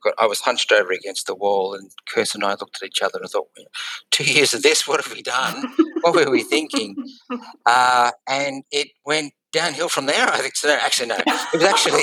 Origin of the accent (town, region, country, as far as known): Brisbane, Queensland, Australia; moved away as an adult; also born or lived in London / Singapore